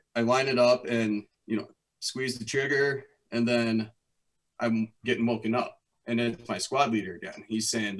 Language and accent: English; Wisconsin, United States; moved back to my hometown of Wisconsin